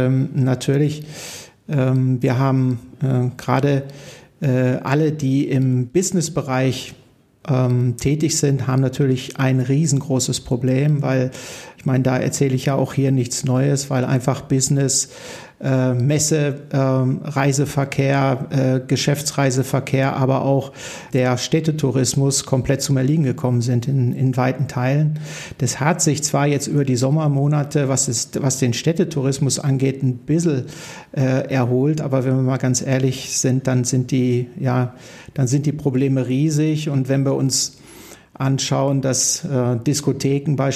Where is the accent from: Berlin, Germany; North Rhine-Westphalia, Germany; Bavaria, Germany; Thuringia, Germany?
North Rhine-Westphalia, Germany; Salzkotten; born there; Ich bin in Salzkotten. Ich bin in Salzkotten